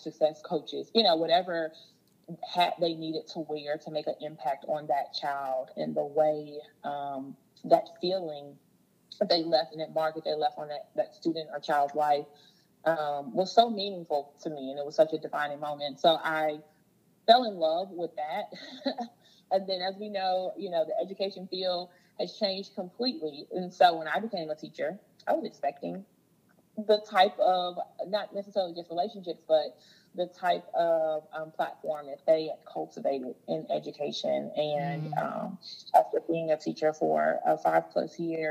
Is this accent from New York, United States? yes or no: no; Jackson, Mississippi, United States; I was born in Jackson, Mississippi